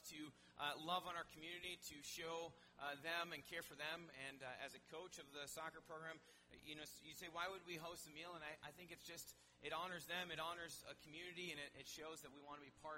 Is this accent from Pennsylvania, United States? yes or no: no; Milwaukee, Wisconsin, United States; moved away as an adult; be back in my hometown where I don't need a map to get around.